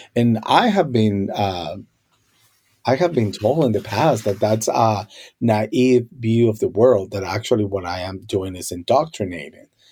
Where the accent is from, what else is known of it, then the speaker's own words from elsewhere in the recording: Colombia; first language Spanish; English is a second language; now in United States; growing up in Colombia, uh, Spanish was my first language